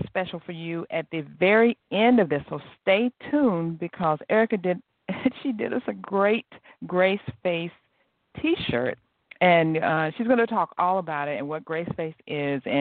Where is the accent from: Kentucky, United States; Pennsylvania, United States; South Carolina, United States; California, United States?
South Carolina, United States; I'm from South Carolina, too